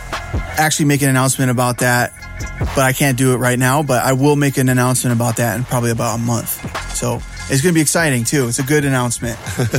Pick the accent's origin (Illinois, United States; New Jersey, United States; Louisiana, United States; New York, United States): New York, United States; Rochester; born or raised there; moved away